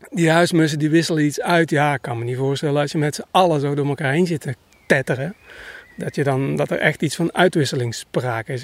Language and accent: Dutch; North Brabant, Netherlands; ik kom uit Brabant